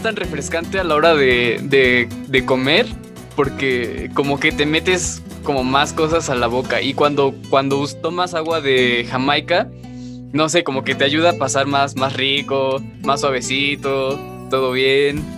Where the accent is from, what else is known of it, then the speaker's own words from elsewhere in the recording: Mexico; para nosotros como mexicanos